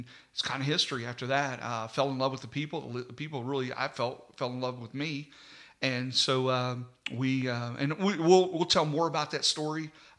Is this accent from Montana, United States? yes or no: no; Mannington, West Virginia, United States; I was raised in Mannington